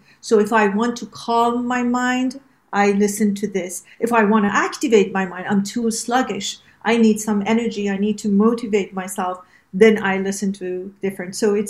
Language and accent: English; Iran; also born or lived in around the world; as you know, I am from Iran, and that was the Western and the Eastern part of me that sort of, and then I was raised in the world, basically around the world.